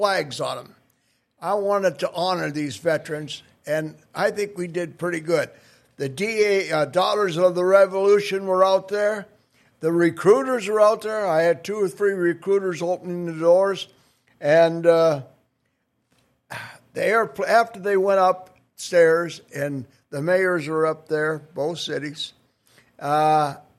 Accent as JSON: {"language": "English", "town": "Mallory", "region": "Minnesota", "country": "United States", "tie": "born or raised there", "also_born_or_lived": "Crookston, Minnesota / Grand Forks, North Dakota", "said": "I was born in Mallory, the big town on the way to Crookston."}